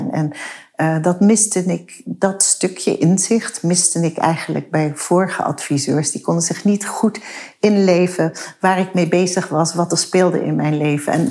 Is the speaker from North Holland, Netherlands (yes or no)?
no; Maastricht, Limburg, Netherlands; kom uit Maastricht. Ik heb geen zachte G.